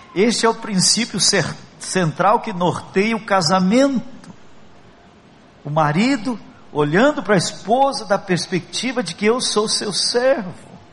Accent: Brazil; nós somos brasileiros

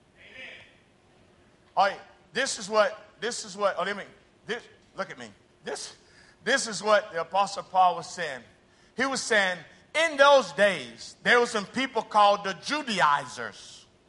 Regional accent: United States; moved away as an adult; now in Brazil; I'm a missionary. I'm not from Brazil. I'm from the United States

